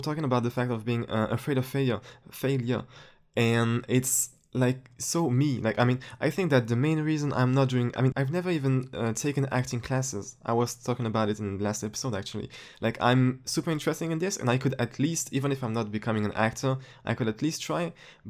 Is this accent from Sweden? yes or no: no; France; English is a second language; Actually, for a French person, my accent is almost perfect. Like, really. If you ever come to France, you'll know what I'm talking about.